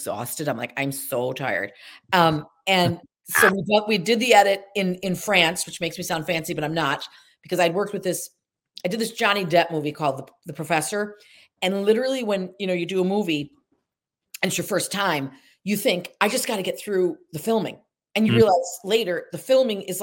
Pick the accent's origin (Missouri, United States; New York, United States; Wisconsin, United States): New York, United States; Syracuse; moved away; also born or lived in Atlantic Highlands, New Jersey; I say I'm from Syracuse to sound fancy, but really I'm from Casanova